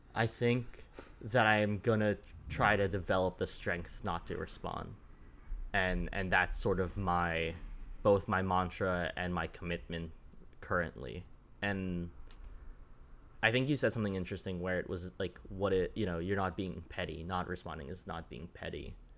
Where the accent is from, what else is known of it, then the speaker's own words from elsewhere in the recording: Connecticut, United States; I grew up in Connecticut